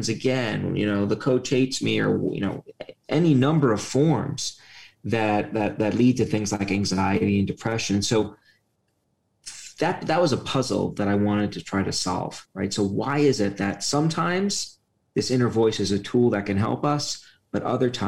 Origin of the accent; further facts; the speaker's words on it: New York City, New York, United States; moved away; I grew up in a working-class neighborhood of Brooklyn